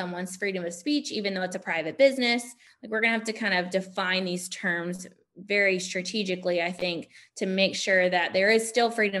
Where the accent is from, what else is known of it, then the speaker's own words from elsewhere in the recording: Hillsborough, North Carolina, United States; now in Durham, United States; I grew up in Hillsborough. I live in Durham now